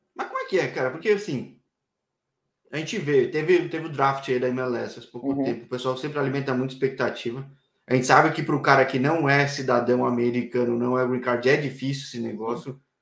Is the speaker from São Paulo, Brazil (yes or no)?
yes; São Paulo, Brazil; Eu sou de São Paulo